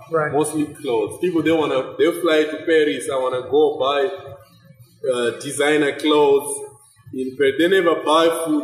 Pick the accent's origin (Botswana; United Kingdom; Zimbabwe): Zimbabwe; moved away; from Zimbabwe